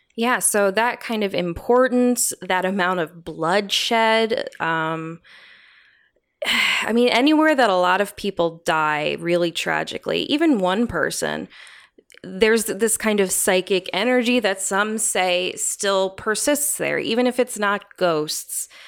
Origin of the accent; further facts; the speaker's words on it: New England, United States; growing up in New England